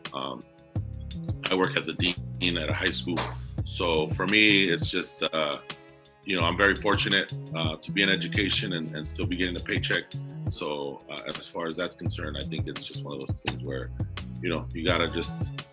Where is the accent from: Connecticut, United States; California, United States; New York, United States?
California, United States; Commerce; I grew up in Southeast Los Angeles uh, City of Commerce